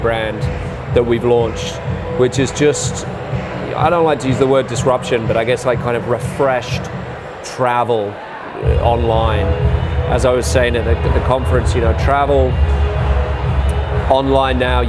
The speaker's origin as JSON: {"language": "English", "region": "England", "country": "United Kingdom", "moved": "yes", "lives_now": "United States", "said": "as an Englishman"}